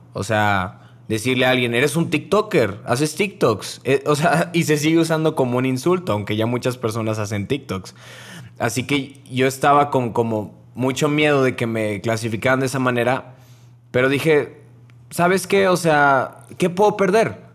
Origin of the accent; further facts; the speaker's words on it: Monterrey, Nuevo León, Mexico; yo soy de Monterrey